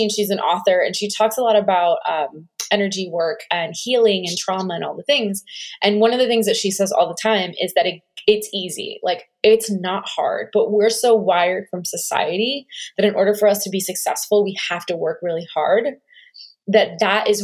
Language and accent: English; New Jersey, United States; also born or lived in New York; I grew up in Jersey